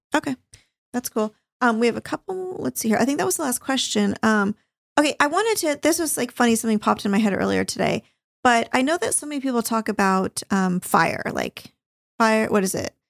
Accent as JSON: {"language": "English", "town": "Newport Beach", "region": "California", "country": "United States", "tie": "born or raised there", "said": "growing up in Newport"}